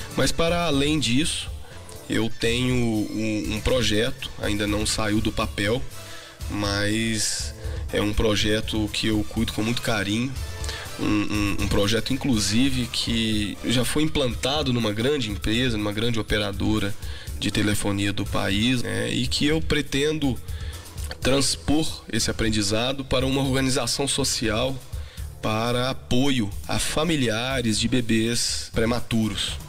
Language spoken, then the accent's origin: Portuguese; Passos, Minas Gerais, Brazil; moved away as an adult; now in Belo Horizonte, Brazil; sou de Passos. A minha família paterna é toda de lá. Já moro em Belo Horizonte há algum tempo, né? Vim para estudar